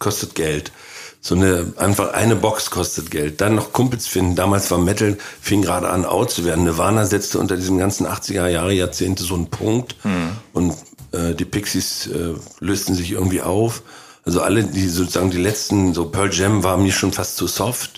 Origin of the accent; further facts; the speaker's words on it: former GDR, Mecklenburg-Vorpommern, Germany; moved away; direkt aus meinem Heimatort